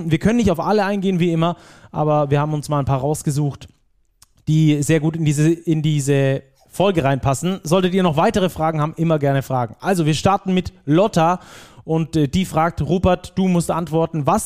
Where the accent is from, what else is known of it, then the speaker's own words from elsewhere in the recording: Baden-Württemberg, Germany; accent: Swabian; also liegt nicht an meinem schwäbischen Akzent.